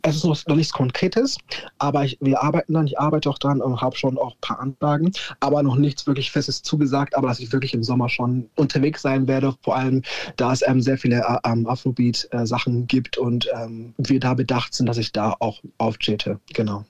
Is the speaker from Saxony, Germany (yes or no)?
no; Nuremberg, Bavaria, Germany; Ich bin ein waschechter Franke komplett Nürnberg auch gewachsen und geworden